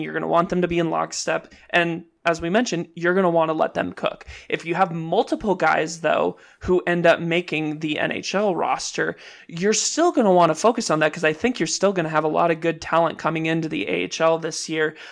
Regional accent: Southern California, United States; growing up in Southern California, like I didn't really get into like sushi and Japanese food until a little bit later in life, but I grew up around really good Mexican food

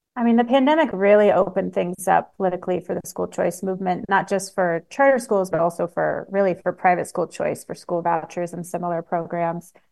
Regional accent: Washington, United States; I grew up in Washington State

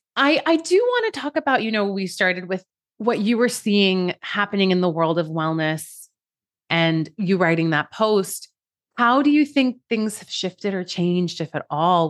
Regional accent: Iran; moved away; I'm an immigrant from Iran

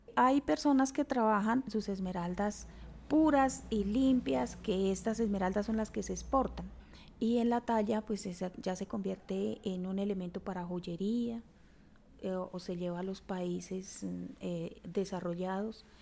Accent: Chiquinquirá, Boyacá, Colombia; also born or lived in Coscuez mines, western Boyacá; yo nací en Chiquinquirá, soy de una familia de 12 hermanos

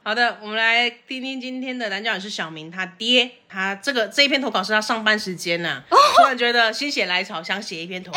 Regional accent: Taiwan; accent: Taiwanese Mandarin; 但是我还是有一些台湾国语

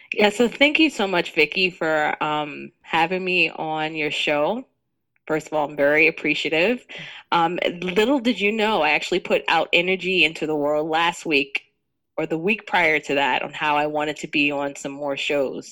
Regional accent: New York City, New York, United States; I grew up in Jamaica, Queens, Southside Jamaica, Queens

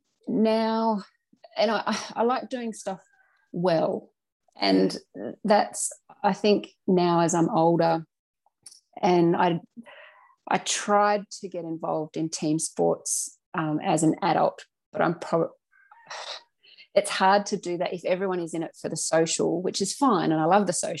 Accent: Launceston, Tasmania, Australia; moved away as an adult; also born or lived in Cressy, Tasmania / Riverside, Tasmania; now in Canberra, Australia; I was born in Launceston in Tasmania in way back 1981. I am. And I have lived all of my life in northern Tasmania

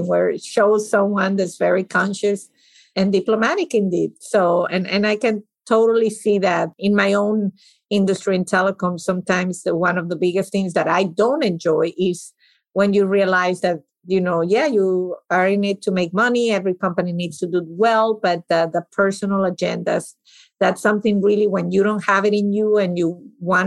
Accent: Venezuela; moved away; I grew up in Venezuela

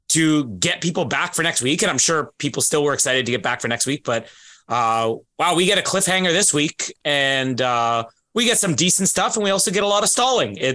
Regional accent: Canada; Well, I think it does because I'm Canadian.

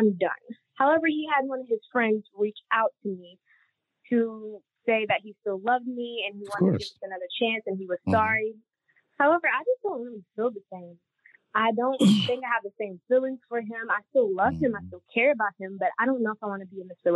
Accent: Kentucky, United States; I'm from Kentucky

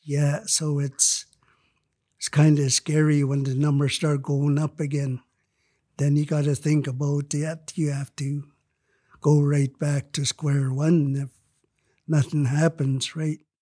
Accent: Lytton, British Columbia, Canada; Lytton is my hometown

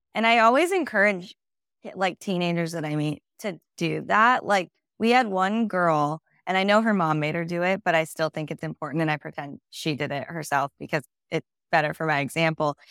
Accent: Whittier, California, United States; I am from Whittier, California, which is a suburb of L A County, and yeah, grew up there

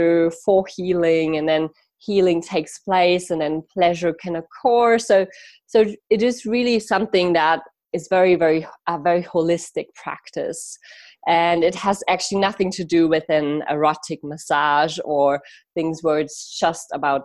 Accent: Munich, Bavaria, Germany; I actually moved back into the same like city part, like where I grew up in Munich

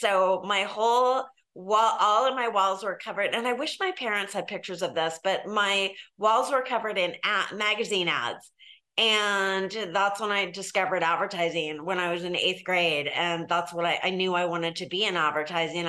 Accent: San Diego, California, United States; I grew up here in San Diego where I live now

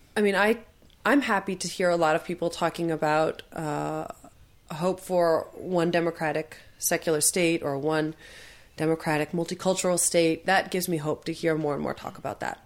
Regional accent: United States; I, as an American

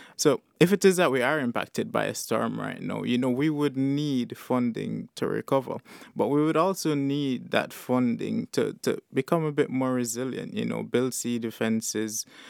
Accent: St. Kitts & Nevis; moved away as an adult; now in London, United Kingdom; So, like I said, I'm from Saint-Quentin-Nevis.

